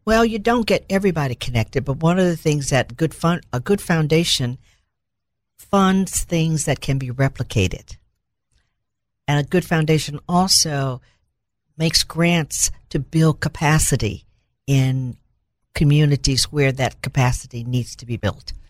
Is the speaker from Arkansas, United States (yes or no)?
yes; Little Rock, Arkansas, United States; I grew up in Little Rock